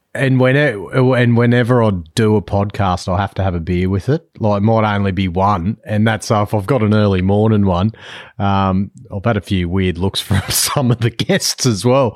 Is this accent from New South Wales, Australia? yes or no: yes; New South Wales, Australia; now in Western Australia, Australia; I'm based in W A, but I'm actually from New South Wales originally